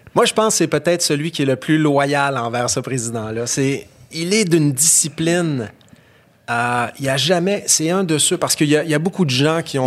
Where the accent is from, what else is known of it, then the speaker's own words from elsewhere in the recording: Alma, Quebec, Canada; je suis né à, Alma, au Lac-Saint-Jean